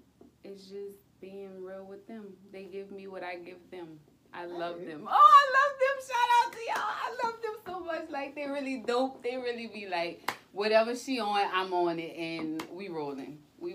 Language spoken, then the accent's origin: English; New Orleans, Louisiana, United States; born or raised there